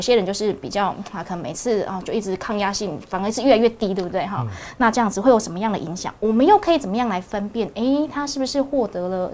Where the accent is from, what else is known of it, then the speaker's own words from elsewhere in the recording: Taiwan; 我们台湾人对地震啊